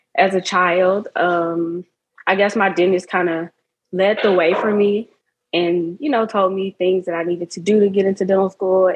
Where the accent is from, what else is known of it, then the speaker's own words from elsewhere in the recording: Memphis, Tennessee, United States; I'm also from Memphis, Tennessee